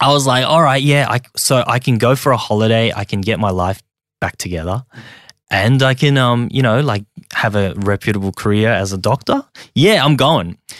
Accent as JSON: {"language": "English", "town": "Sydney", "region": "New South Wales", "country": "Australia", "tie": "born or raised there", "also_born_or_lived": "Hong Kong / rural China", "second_language": "English", "said": "I'm just an immigrant that came here when I was very young, um, and ended up growing up in Australia."}